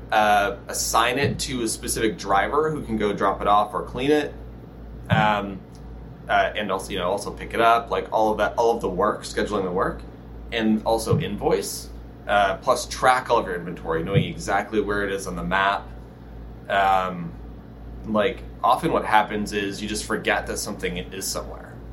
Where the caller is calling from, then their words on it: Los Angeles, California, United States; Uh, Los Angeles, California.